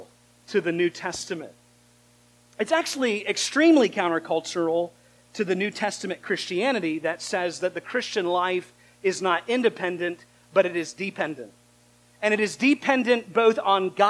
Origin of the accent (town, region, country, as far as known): United States